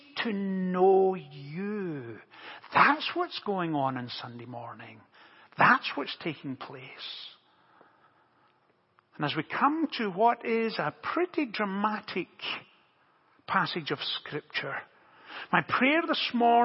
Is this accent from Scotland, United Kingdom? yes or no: yes; Motherwell, Scotland, United Kingdom; growing up in Motherwell, just outside Glasgow in central Scotland, it's a steel town